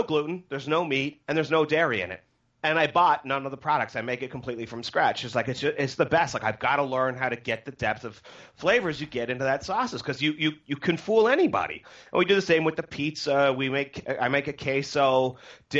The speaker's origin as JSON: {"language": "English", "country": "Canada", "said": "I'm from Canada"}